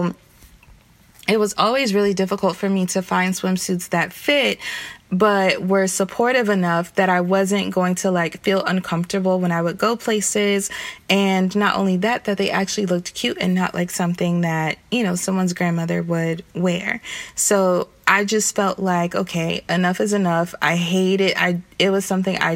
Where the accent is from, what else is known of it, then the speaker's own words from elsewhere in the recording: the South, United States; I'm from the South